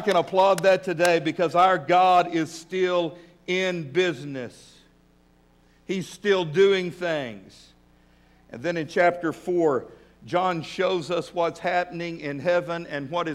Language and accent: English; West Texas, United States; now in Fort Smith, United States; I was raised in West Texas